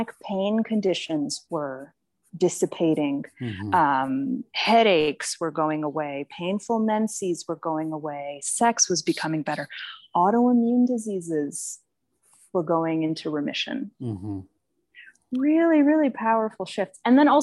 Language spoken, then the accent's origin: English; Boston, Massachusetts, United States; I was raised in Boston